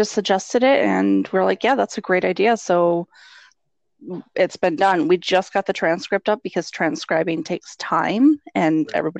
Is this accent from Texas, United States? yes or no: no; Western New York, United States; also born or lived in Florida; now in Minnesota, United States; So I'm originally from Western New York, and then I moved down to Florida and then moved up to Minnesota.